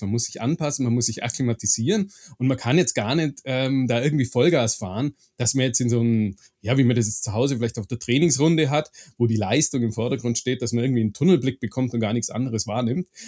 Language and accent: German; Augsburg, Bavaria, Germany; ich bin gebürtig aus Augsburg